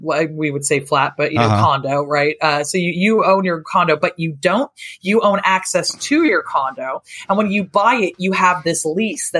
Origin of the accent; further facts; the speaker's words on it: Seattle, Washington, United States; also born or lived in Japan / Chicago; now in Europe; I'm originally from Seattle